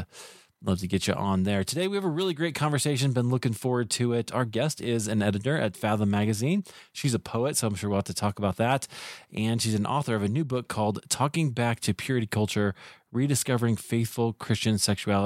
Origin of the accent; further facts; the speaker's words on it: Des Moines, Iowa, United States; moved away; I grew up in Iowa, so grew up in Des Moines.